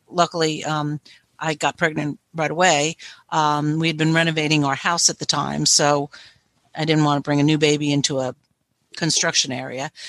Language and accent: English; New Jersey, United States; now in North Carolina, United States; I'm currently from North Carolina, originally from New Jersey